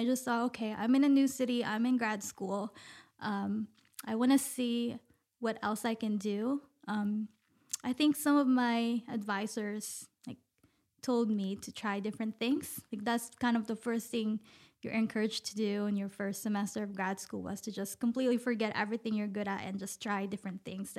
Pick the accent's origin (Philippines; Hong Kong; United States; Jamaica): Philippines; moved away; I came from the Philippines. Even when I was in the Philippines, I also lived in different places.